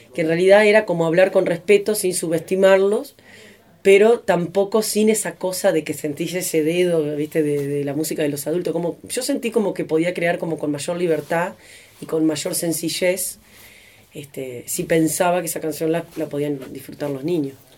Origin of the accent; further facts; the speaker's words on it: Paysandú, Uruguay; vengo de Uruguay